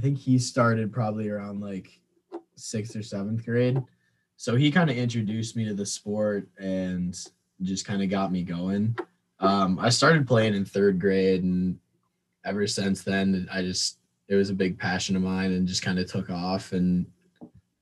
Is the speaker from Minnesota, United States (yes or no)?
yes; Bloomington, Minnesota, United States; I'm from Bloomington